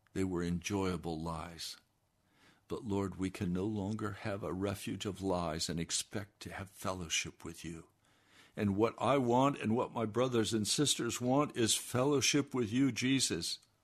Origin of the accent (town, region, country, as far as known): United States